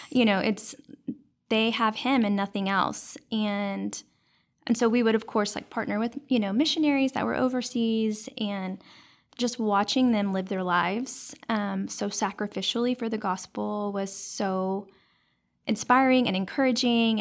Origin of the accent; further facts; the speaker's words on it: Dallas, Texas, United States; I grew up in Dallas, and I was actually raised by my grandparents